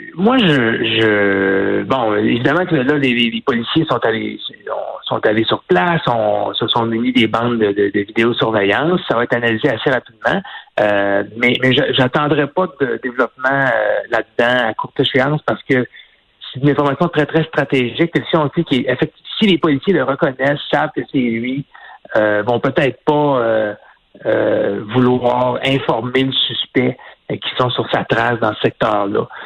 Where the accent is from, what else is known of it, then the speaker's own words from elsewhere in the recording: Quebec, Canada; chez nous au Québec